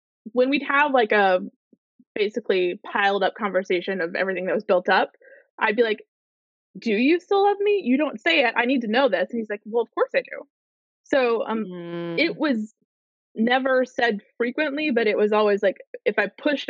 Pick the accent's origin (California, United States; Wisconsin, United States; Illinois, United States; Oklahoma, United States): Illinois, United States; Chicago; I grew up in Chicago